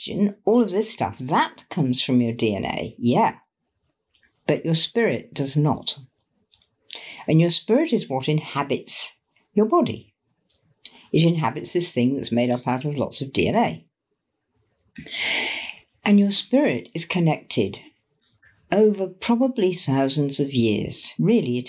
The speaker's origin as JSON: {"language": "English", "region": "England", "country": "United Kingdom", "said": "it's our old tradition here in Britain"}